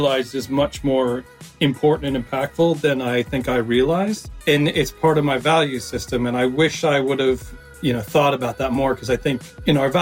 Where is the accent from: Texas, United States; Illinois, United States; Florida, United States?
Texas, United States; moved away as an adult; now in London, United Kingdom; I'm originally from Texas, as I said, an American